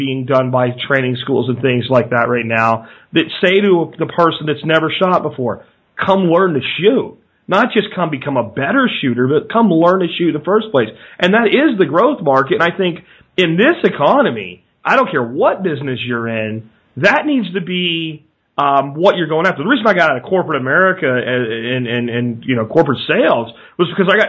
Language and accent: English; Pennsylvania, United States; moved away; When I was a kid growing up in Pennsylvania